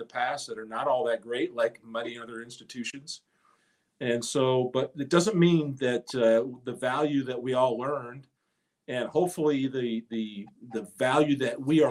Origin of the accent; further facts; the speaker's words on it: Texas, United States; moved away as an adult; also born or lived in Michigan; I was a kid from Texas, but I had roots here in Michigan.